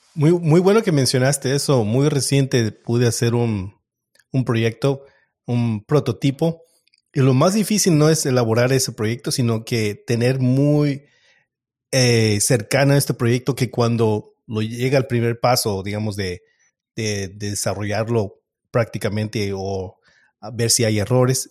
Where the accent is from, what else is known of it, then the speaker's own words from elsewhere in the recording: Mexico; moved away; yo soy mexicano